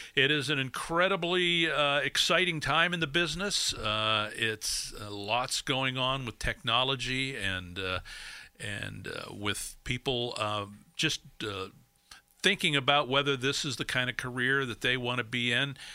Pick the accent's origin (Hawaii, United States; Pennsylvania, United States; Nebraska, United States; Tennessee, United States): Pennsylvania, United States; Erie; also born or lived in Oil City, Pennsylvania / New Jersey; I grew up in Erie. Uh, But before that, we lived, uh, in New Jersey for five years. I was born in Oil City, lived there till I was five. We moved to New Jersey till I was ten, and then we moved to Erie when I was ten